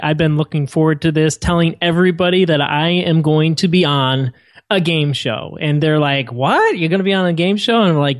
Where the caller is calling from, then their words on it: Atlanta, Georgia, United States; Sunny Atlanta, Georgia, where it is not like San Diego, where it's 68 and sunny all year round.